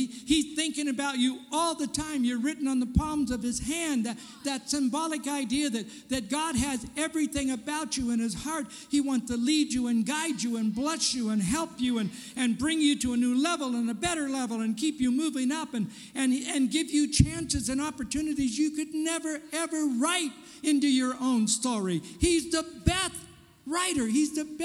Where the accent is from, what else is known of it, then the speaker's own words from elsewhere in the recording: California, United States; moved away as an adult; also born or lived in Portland; I'm a Californian, born and raised in California.